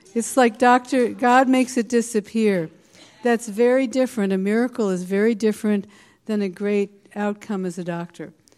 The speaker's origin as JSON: {"language": "English", "area": "the Bay Area", "region": "California", "country": "United States", "said": "I'm not from this area. I'm from the Bay Area, but I'm in Palo Alto."}